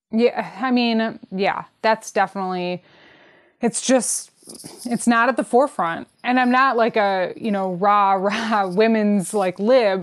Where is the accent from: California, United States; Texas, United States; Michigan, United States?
Michigan, United States; Detroit; I'm from Detroit